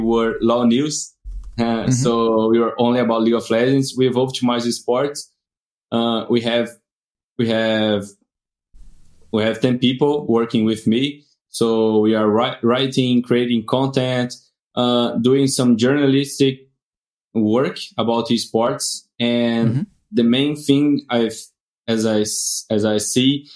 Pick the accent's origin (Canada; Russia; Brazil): Brazil; from Brazil.